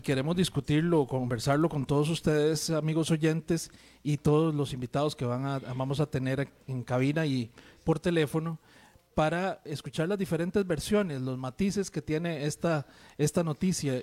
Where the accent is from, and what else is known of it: Costa Rica